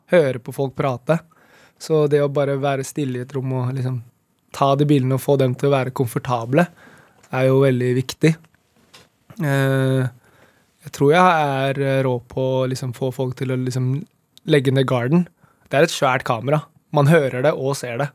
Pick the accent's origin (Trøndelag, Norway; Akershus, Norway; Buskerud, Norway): Akershus, Norway; Nittedal; Det er der jeg vokste opp